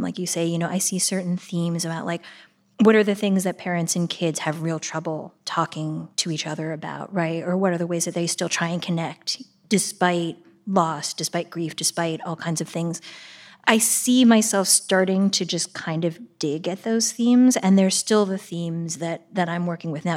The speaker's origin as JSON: {"language": "English", "town": "Shaker Heights", "region": "Ohio", "country": "United States", "tie": "born or raised there", "also_born_or_lived": "Pittsburgh, Pennsylvania", "said": "I grew up in Pittsburgh, uh, until I was almost ten"}